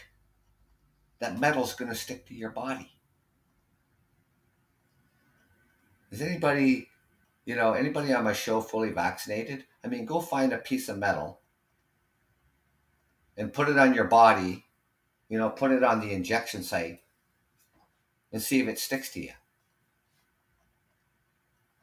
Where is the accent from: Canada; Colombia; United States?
Canada; living here in Canada, being Canadian